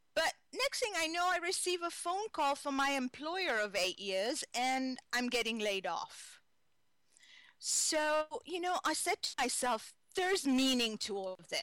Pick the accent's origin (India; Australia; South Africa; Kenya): Kenya; moved away as an adult; now in United States; I was born in Kenya, East Africa